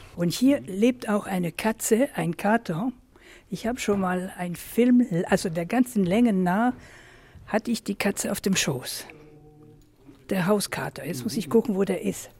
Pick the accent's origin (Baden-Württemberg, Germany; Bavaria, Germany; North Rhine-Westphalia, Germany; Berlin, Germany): Bavaria, Germany; Marktoberdorf; Ich bin geboren in Markt Oberdorf, war aber in der ganzen Welt zu Hause